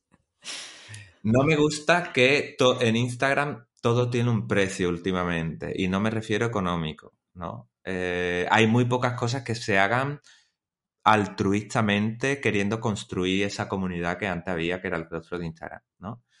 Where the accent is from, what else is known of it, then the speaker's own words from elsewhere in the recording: Chipiona, Andalusia, Spain; aquí en mi pueblo, en Chipiona